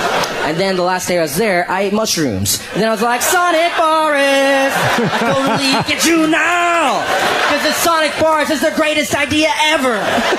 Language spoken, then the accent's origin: English; South Carolina, United States; I'm from South Carolina, but my parents are from India.